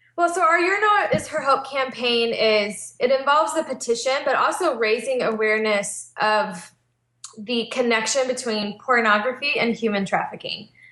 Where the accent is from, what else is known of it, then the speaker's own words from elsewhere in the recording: Texas, United States; moved away as an adult; also born or lived in West Coast; I'm from Texas originally, but then we spent six years church planting on the West Coast and moved back to Texas two years ago